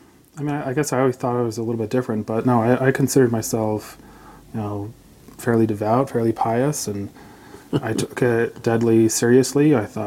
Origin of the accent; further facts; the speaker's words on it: West Jordan, Utah, United States; I was born in West Jordan.